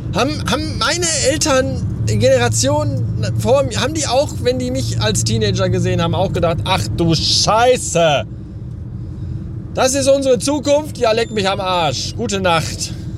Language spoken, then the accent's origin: German; Bavaria, Germany; weil ich halt aus Bayern komme